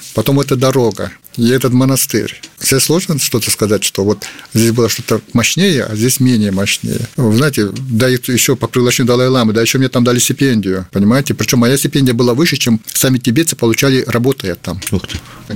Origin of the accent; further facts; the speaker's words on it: Kalmykia, Russia; я являюсь представителем Калмыкии, что я родом из Калмыкии